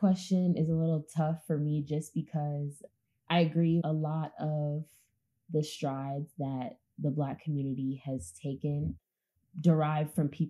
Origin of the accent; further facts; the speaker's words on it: Oakland, California, United States; like I'm from Oakland, California.